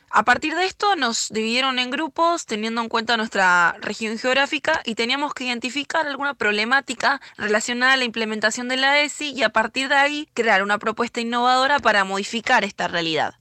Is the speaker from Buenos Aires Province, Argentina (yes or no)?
yes; Tigre, Buenos Aires Province, Argentina; soy de Tigre, provincia de Buenos Aires